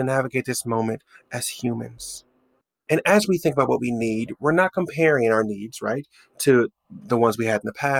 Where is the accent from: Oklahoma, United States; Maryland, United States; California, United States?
Oklahoma, United States; Oklahoma City; moved away as an adult; also born or lived in New York; I'm driving around my hometown. By the way, there's a life update. I've left New York and I've moved back to Oklahoma City for work.